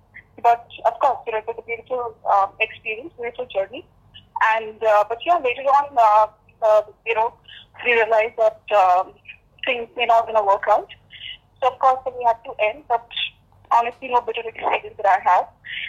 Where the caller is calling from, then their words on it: Delhi, India; I'm calling from Delhi.